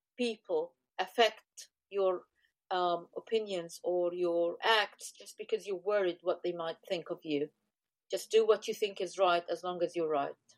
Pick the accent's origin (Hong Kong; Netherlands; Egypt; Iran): Egypt; I come from Egypt